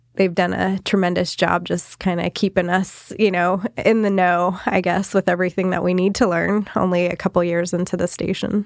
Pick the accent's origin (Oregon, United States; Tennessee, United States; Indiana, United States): Oregon, United States; Salem; also born or lived in Coos Bay, Oregon; kind of migrated up here when I was about five. So lived in the Salem area, Salem Kaiser area most of my life